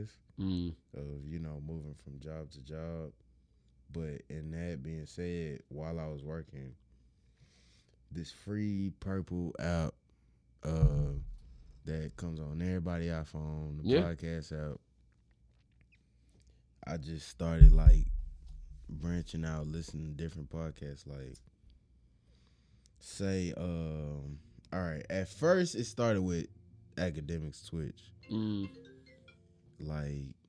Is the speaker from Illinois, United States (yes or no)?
no; Houston, Texas, United States; I'm just from Houston.